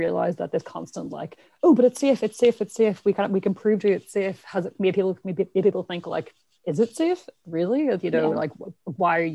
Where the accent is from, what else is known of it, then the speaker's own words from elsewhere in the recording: Ireland; accent: Irish; My accent is very Irish. I'm from Ireland, where we don't have nuclear power stations